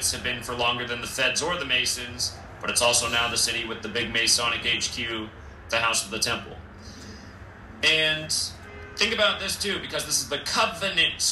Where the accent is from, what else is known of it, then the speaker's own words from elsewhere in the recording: Washington, United States; here in my home state, Washington State